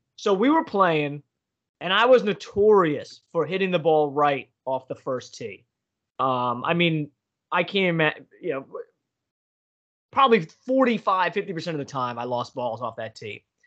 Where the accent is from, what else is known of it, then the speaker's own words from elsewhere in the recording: Pennsylvania, United States; I'm from Pennsylvania